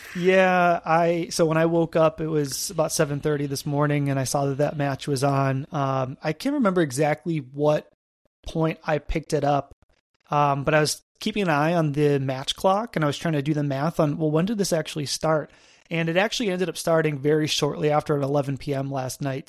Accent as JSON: {"language": "English", "town": "Buffalo", "region": "New York", "country": "United States", "said": "I'm from Buffalo, New York"}